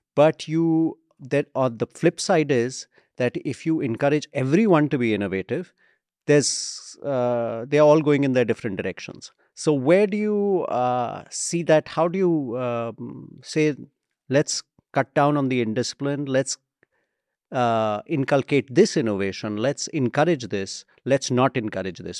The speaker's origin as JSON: {"language": "English", "country": "India", "said": "our country"}